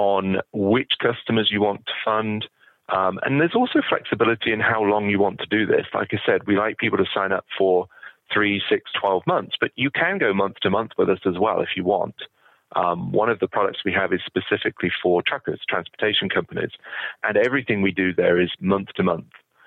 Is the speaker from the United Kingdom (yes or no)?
yes; United Kingdom; moved away as an adult; now in United States; I was in the UK and I'd been working for a bank